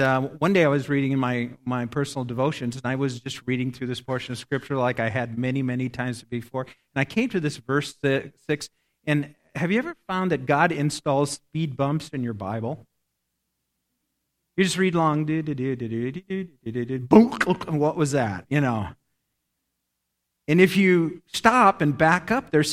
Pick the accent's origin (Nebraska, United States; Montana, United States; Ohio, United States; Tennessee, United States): Nebraska, United States; I grew up in Nebraska. I'm a Cornhusker. Grew up in a little town